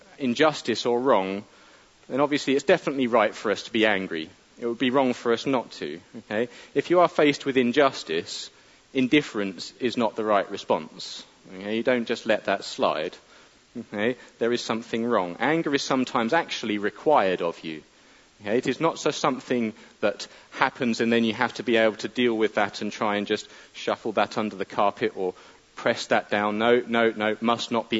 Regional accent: United Kingdom; we're British

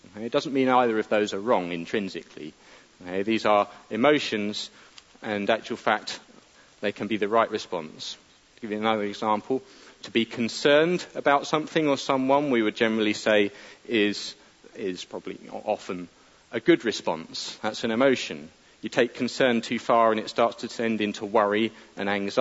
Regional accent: United Kingdom; we're British

